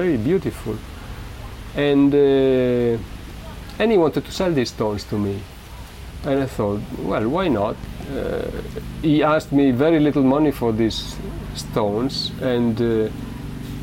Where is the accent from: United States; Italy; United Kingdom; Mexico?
Italy; Modena, Emilia-Romagna; moved away; I am from Modena